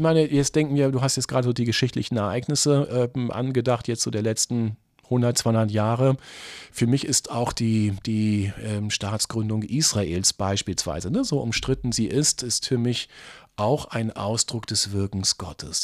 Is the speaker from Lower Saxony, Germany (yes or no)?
yes; easternmost part of Lower Saxony, Germany; now in Braunschweig, Germany; ich komme aus dem östlichsten Teil von Niedersachsen und als dann 1989 die Grenzen aufgingen, das war sechs Kilometer von meiner Heimatstadt entfernt